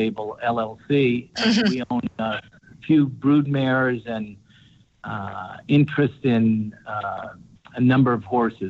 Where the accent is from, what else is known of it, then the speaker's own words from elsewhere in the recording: Las Vegas, Nevada, United States; I grew up in Las Vegas, Nevada